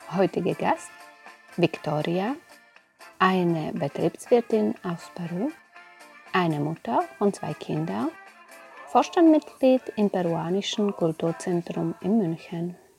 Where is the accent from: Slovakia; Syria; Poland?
Slovakia; now in Germany; Wir sind rein slowakische Familie, die nach Deutschland gekommen ist.